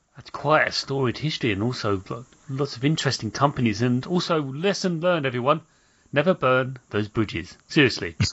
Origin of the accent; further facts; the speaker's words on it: London, United Kingdom; I was born in South London